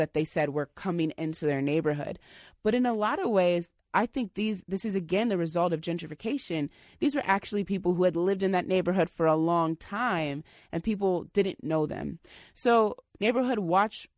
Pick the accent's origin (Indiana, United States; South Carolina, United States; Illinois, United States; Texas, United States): Indiana, United States; now in Seattle, United States; I'm from Indiana, so when I first moved here, it was definitely a different world for me.